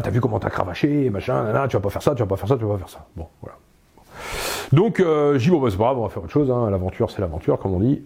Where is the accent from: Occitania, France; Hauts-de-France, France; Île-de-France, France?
Hauts-de-France, France; Pas-de-Calais; moved away as an adult; je viens d'un petit village du Pas-de-Calais